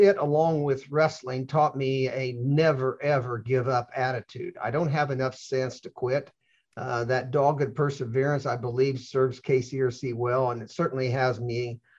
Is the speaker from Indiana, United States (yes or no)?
yes; central Indiana, United States; I was raised on a dairy farm in central Indiana. We were poor.